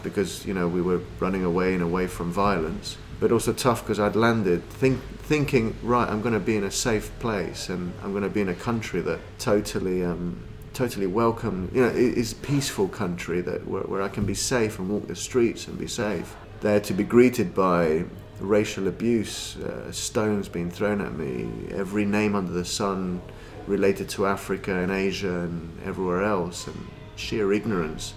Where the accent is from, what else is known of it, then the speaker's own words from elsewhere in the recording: Lima, Peru; moved away; I was born in Lima, in Peru